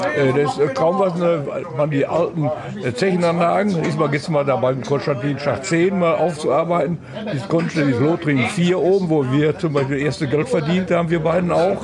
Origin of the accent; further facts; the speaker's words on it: Bochum, North Rhine-Westphalia, Germany; ich bin in Hiltrop groß geworden